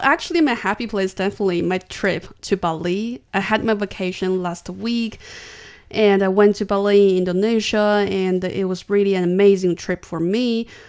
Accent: China; I'm from China

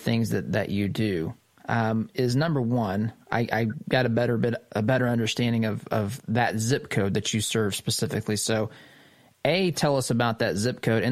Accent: Midwest, United States; my own small town Midwestern community

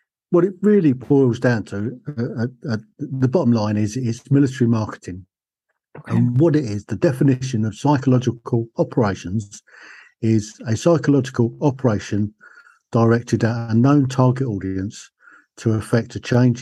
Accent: Hatfield, East of England, United Kingdom; I was born just outside London on the north side, a place called Hatfield in Hertfordshire

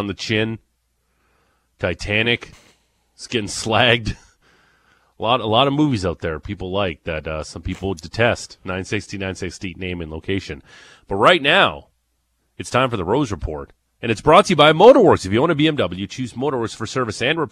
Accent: Niagara Falls, Ontario, Canada; accent: Ontario; now in Alberta, Canada; I'm from Niagara Falls, Ontario

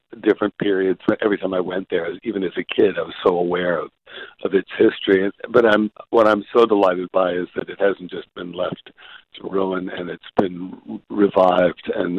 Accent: New Jersey, United States; moved away; New Jersey is my home state

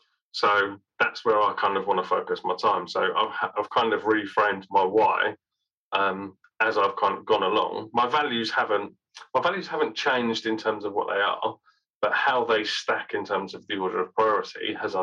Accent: Birmingham, West Midlands, United Kingdom; because I was born in Birmingham. I'm a Brummie born and bred. And yet I don't sound like that.

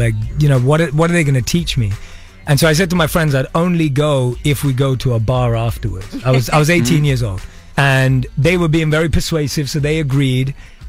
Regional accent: London, United Kingdom; But I was born and raised in London, and I would go in my teens to go and hear from people who'd gone from nothing to something.

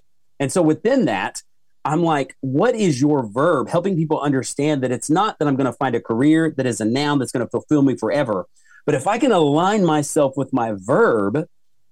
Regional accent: Oklahoma, United States; I'm from Oklahoma, and we have a student council camp called Basic that I went to.

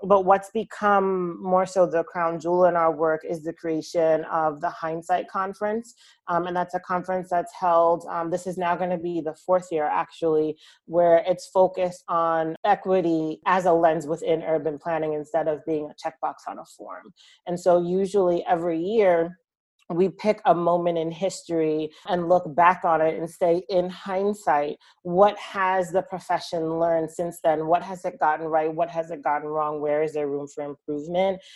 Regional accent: Long Island, New York, United States; I'm originally from Long Island and I'm from a town that's two towns over from where Robert Moses is from

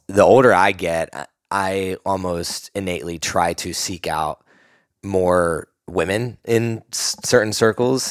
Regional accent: East Coast, United States; now in Austin, United States; I'm from the East Coast

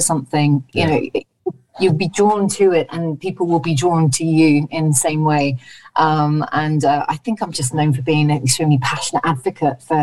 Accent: Gloucestershire, South West England, United Kingdom; I'm from Gloucestershire

